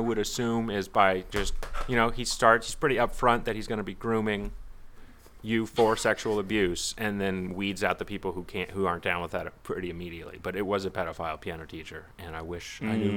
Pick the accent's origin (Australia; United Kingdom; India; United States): United States; Texas; Growing up in Texas, in my private school of, I don't know, 300 kids, all white, basically